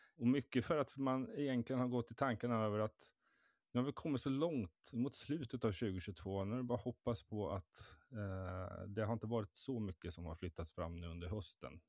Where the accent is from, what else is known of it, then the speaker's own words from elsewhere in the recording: Stockholm, Stockholm County, Sweden; som renodlad stockholmare